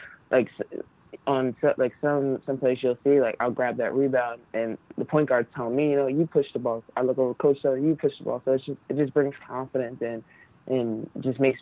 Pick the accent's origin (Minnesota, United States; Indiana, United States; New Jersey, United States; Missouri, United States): New Jersey, United States; I'm from Jersey